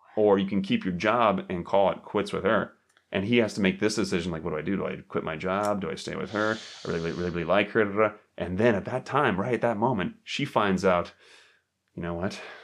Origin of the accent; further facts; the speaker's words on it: United States; I'm American